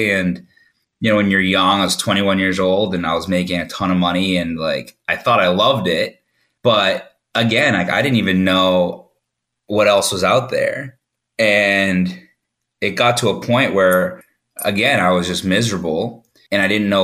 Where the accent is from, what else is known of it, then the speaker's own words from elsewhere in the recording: Massachusetts, United States; I grew up in Massachusetts